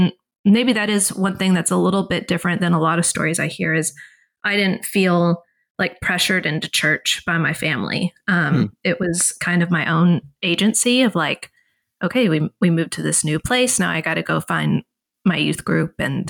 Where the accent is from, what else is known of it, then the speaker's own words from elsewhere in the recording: the South, United States; which I'm from the South. So if you're not from the South, it's like, you know, parents send their kids to a week long, you know, Bible day camp, essentially.